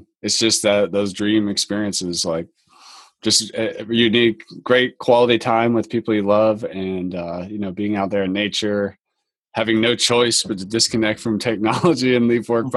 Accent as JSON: {"language": "English", "region": "North Carolina", "country": "United States", "said": "I'm from North Carolina and over by the Intercoastal Waterway by Wrightsville Beach"}